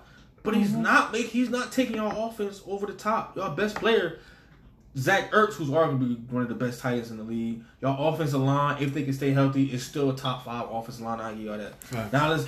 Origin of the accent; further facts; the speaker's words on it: New Jersey, United States; I grew up in Jersey.